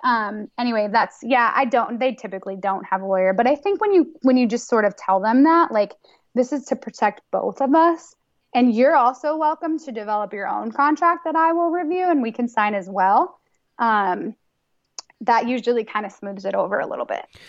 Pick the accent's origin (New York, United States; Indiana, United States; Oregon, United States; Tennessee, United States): New York, United States; moved away; I'm from New York